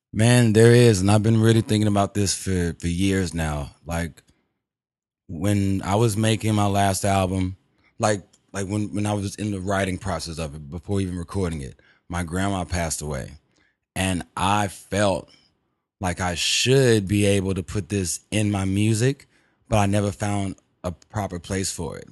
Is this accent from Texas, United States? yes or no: yes; Houston, Texas, United States; I'm from Texas, Houston